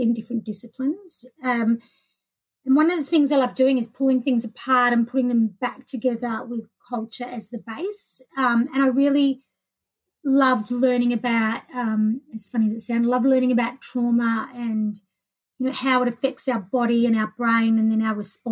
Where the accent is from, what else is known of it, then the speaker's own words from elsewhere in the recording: Melbourne, Victoria, Australia; I grew up in Melbourne